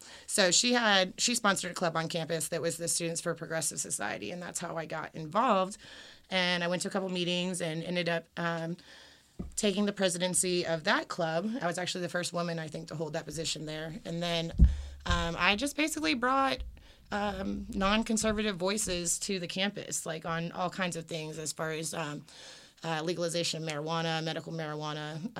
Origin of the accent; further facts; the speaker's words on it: Charleston, South Carolina, United States; I'm from Charleston, South Carolina. I was raised by Yankees, so I sound a little different. I say y'all a little sassier than most, but I still eat boiled peanuts and all that good stuff.